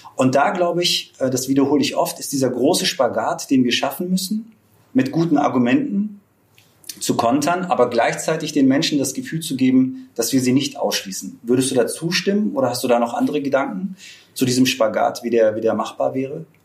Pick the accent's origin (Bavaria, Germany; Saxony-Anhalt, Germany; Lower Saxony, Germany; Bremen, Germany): Lower Saxony, Germany; Braunschweig; Ich komme aus Braunschweig